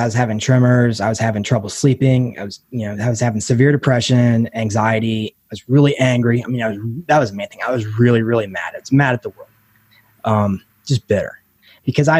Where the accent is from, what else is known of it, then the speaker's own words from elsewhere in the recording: Ohio, United States; moved away as an adult; I moved back to Ohio at this point, to my hometown.